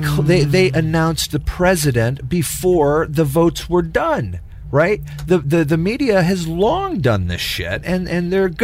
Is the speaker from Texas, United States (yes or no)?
yes; Texas, United States; I grew up in Texas.